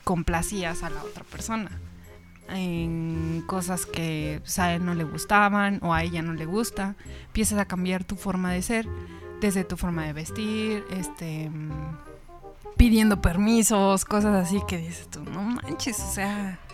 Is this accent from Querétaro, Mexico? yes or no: yes; Querétaro, Mexico; also born or lived in Irapuato, Guanajuato; Nací allá, viví aquí en Querétaro, pero tengo costumbres del norte